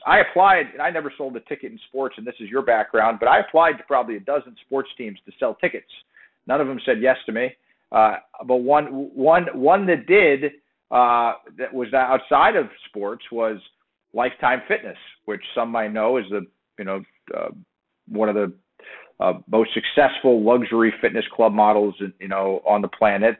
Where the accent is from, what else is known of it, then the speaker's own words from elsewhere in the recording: South Florida, United States; moved away as an adult; also born or lived in Miami / New Jersey; I grew up in South Florida